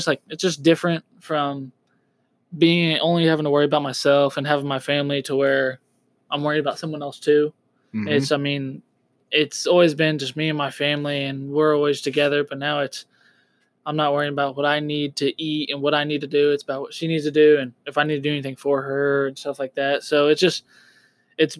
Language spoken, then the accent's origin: English; Texas, United States; also born or lived in Wichita, Kansas; I'm originally from Wichita, Kansas. Born there, raised here. Raised in Texas